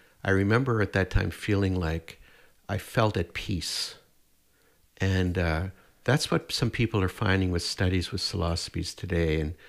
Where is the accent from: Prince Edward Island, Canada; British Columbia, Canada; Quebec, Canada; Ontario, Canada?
Prince Edward Island, Canada; born there; now in Edmonton, Canada; I was born in Prince Edward Island, but I've been in Edmonton for the last 50 years.